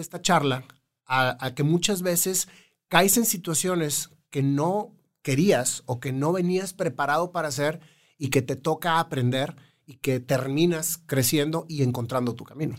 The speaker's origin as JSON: {"language": "Spanish", "town": "Monterrey", "region": "Nuevo León", "country": "Mexico", "also_born_or_lived": "Chihuahua", "said": "Yo soy de aquí de Monterrey. Sin embargo, viví cinco años en Chihuahua, cinco inolvidables años"}